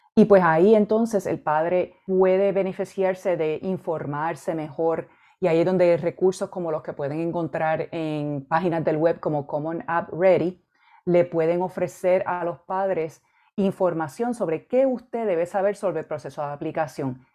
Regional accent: Arecibo, Puerto Rico; moved away as an adult; also born or lived in Mayagüez, Puerto Rico / Michigan / Illinois; Yo me crié y, me eduqué en Puerto Rico. Yo viví en Arecibo, Puerto Rico, la mayor parte de mi vida.

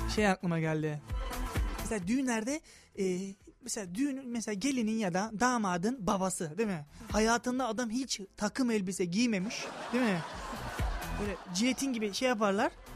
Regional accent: Thrace, Turkey; Ben Trakyalıyım

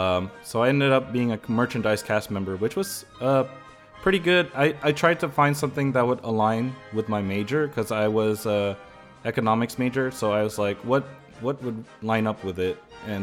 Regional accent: San Francisco Bay Area, California, United States; I grew up here in the Bay Area, like the San Francisco Bay Area in general. That's like the area I'm at. I'm still based there. Live and work.

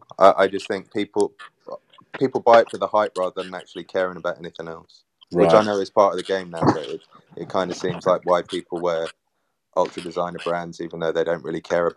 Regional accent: Ghana; I'm Ghanaian

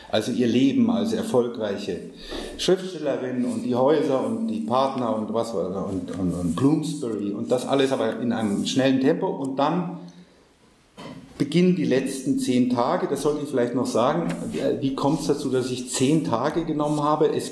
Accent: India; als Inder bin ich doch

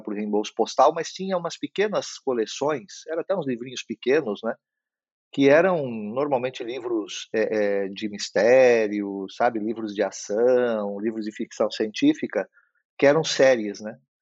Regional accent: Blumenau, Santa Catarina, Brazil; como a gente morava numa cidade do interior, nem sempre tinha acesso a, a, a boas livrarias, apesar de na cidade onde eu nasci, que é Blumenau

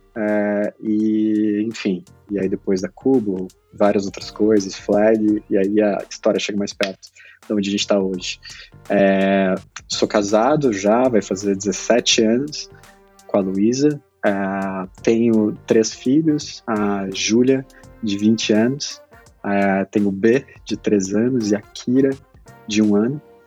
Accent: Pelotas, Rio Grande do Sul, Brazil; sou do interior do Grande Sul, né? Nasci em Pelotas, hum. lá no interior do interior do Grande do Sul

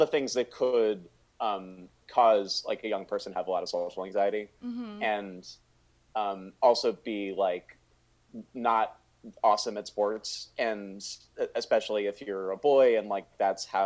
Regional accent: Northern Virginia, United States; I grew up in Northern Virginia

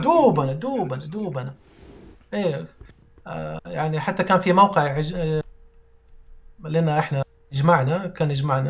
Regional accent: Saudi Arabia; أنا من مواليد السعودية وما خرجت من السعودية.

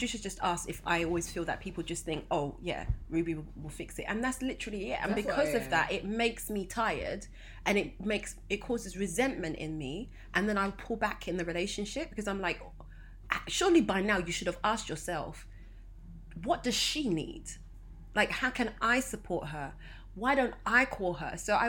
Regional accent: Nigeria; Especially as a Nigerian eldest child.

